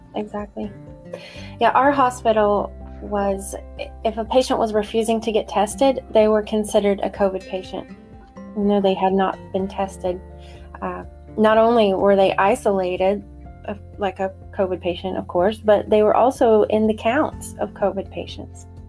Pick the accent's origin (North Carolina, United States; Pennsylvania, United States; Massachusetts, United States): North Carolina, United States; also born or lived in northern Maine; now in Maine, United States; I'm originally from North Carolina